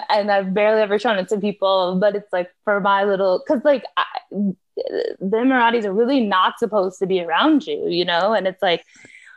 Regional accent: United States; being an American

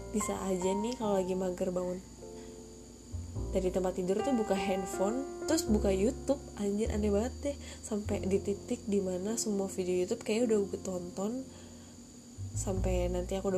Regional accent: Jakarta, Indonesia; born there; ternyata 21 tahun uh, lahir di Jakarta Maret 99

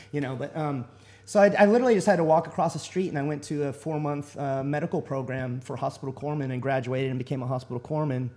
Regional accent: Texas, United States; moved away as an adult; I was born and raised in Texas and um, I ended up, uh, you know, I lived there all my life

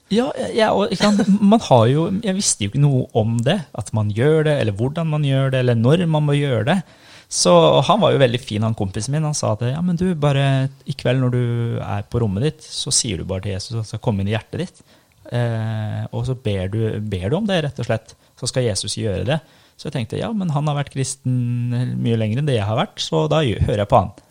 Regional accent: Norway; also born or lived in Iran; Jeg var sju år når vi flytta til Norge. Kom som asylsøkere. Og så vokste jeg opp i en muslimsk familie

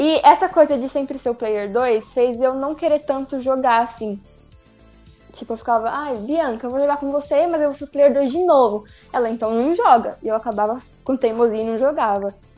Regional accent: Brazil; eu sou brasileira

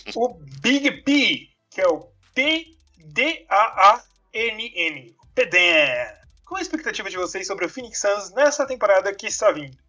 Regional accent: Brazil; como brasileiro

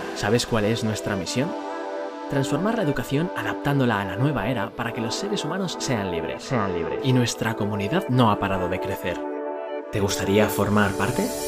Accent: Tenerife, Canary Islands, Spain; moved away as an adult; also born or lived in Australia; soy de Tenerife, España

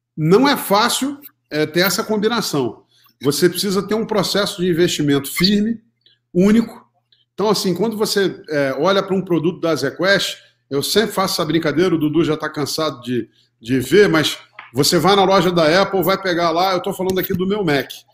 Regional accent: Rio de Janeiro, Brazil; moved away as an adult; now in São Paulo, Brazil; sou carioca, economista formado pela PUC do Rio, é, me formei em 1990 e logo em 91 é, mudei para São Paulo

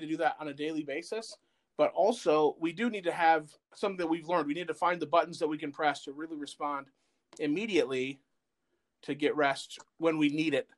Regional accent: Flint, Michigan, United States; now in New Cumberland, United States; I'm originally from Flint, Michigan

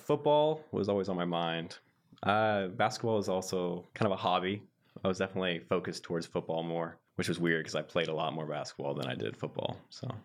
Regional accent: Centerville, Ohio, United States; I'm from Centerville, Ohio, near Dayton.

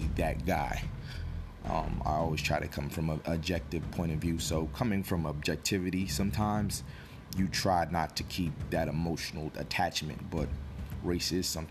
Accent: Newark, New Jersey, United States; I come from Newark, New Jersey. I grew up in an urban environment

